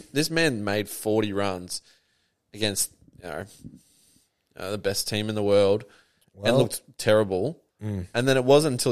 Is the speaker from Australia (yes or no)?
yes; Australia; as an Australian